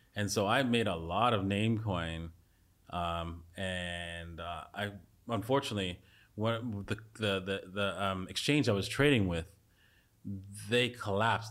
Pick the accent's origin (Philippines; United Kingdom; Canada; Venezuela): Canada; I was a s, complete socialist as a Canadian